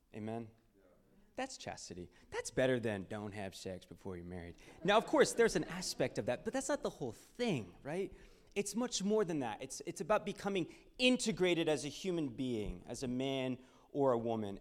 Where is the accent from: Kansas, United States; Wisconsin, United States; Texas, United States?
Texas, United States; Houston; I was born and raised in Houston, Texas